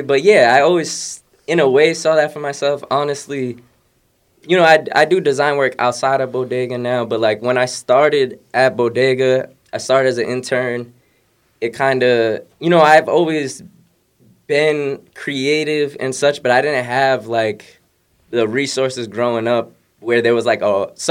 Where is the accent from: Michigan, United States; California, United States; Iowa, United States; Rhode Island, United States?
Rhode Island, United States; Providence; moved away as an adult; also born or lived in East Providence / Pawtucket; now in Boston, United States; I'm from Rhode Island, Providence, East Providence, Pawtucket. The whole area, I've lived everywhere over there. I've been in Boston since college.